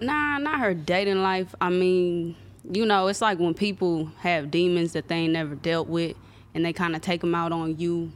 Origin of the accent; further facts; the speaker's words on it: Compton, California, United States; also born or lived in Anaheim; And I was raised in Compton. Like, I moved to Compton when I was, like, four